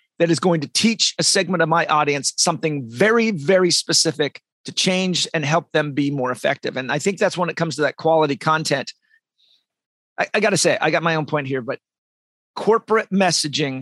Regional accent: Olympia, Washington, United States; moved away; also born or lived in San Diego, California; I'm from Olympia, Washington in the United States. I lived in San Diego.

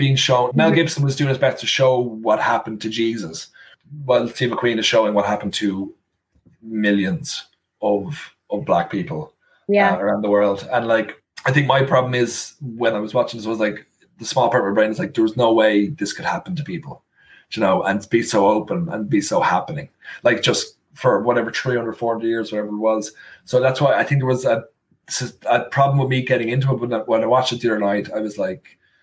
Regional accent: Ireland; I am from Ireland. I grew up in Ireland.

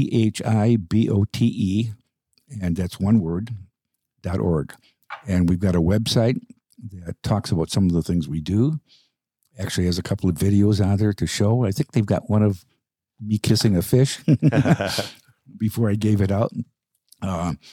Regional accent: Chicago, Illinois, United States; growing up in Chicago

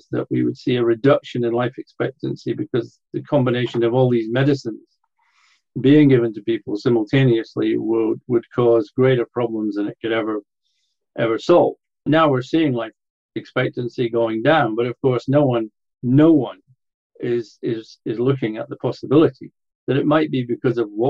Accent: Scotland, United Kingdom; I lived in Scotland. I was brought up in Scotland.

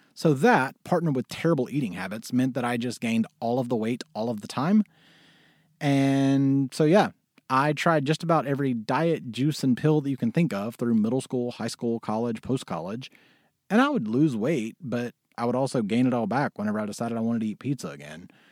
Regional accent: Mississippi, United States; moved away as an adult; also born or lived in Syracuse, New York / New York City / Los Angeles; I was born in Mississippi

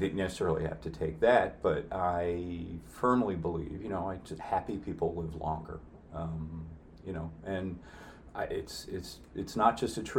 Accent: New Jersey, United States; now in Clear Lake, United States; those were staples of growing up in New Jersey

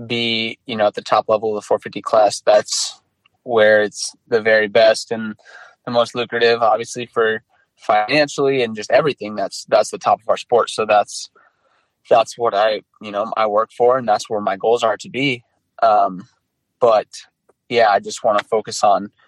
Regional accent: Iowa, United States; I grew up in Iowa

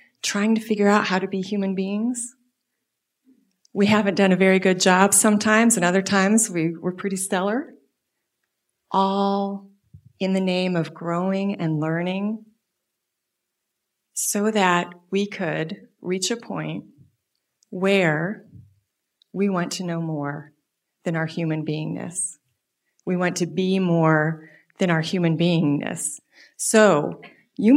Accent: Des Moines, Iowa, United States; I grew up in Unity, born and raised in Des Moines, Iowa.

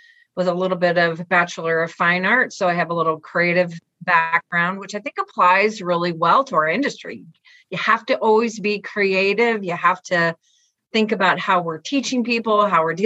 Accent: Indianapolis, Indiana, United States; moved away as an adult; also born or lived in Wisconsin; This is where I grew up in Indianapolis

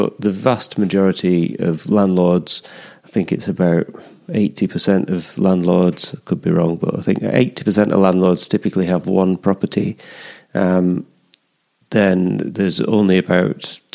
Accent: the Pennines, England, United Kingdom; moved away as an adult; also born or lived in London / Scotland; now in Teesside, United Kingdom; I grew up in the Pennines.

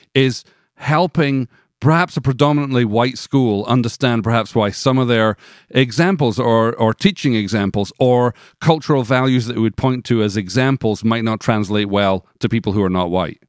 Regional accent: United Kingdom; moved away as an adult; now in Nashville, United States; coming from the U K

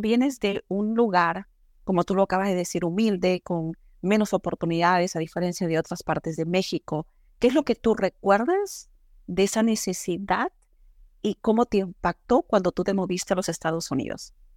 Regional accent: Peru; moved away; yo soy peruana

